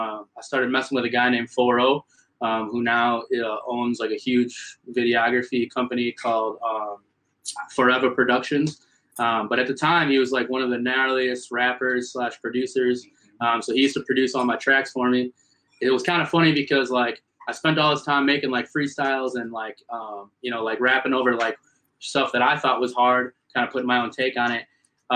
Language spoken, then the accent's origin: English; West Bend, Wisconsin, United States; moved away as an adult; now in Milwaukee, United States; I'm from West Bend, Kewaskum area, which isn't really the biggest of towns.